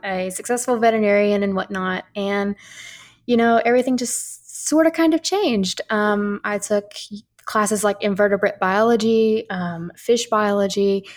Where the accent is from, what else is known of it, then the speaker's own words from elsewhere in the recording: Gulf Shores, Alabama, United States; moved away; I grew up in Gulf Shores around the Orange Beach area